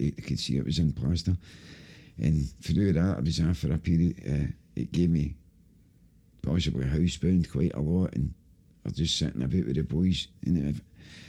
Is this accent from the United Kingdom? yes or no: yes; Glasgow, Scotland, United Kingdom; I grew up in Pollock, Dolman Side Road in Pollock.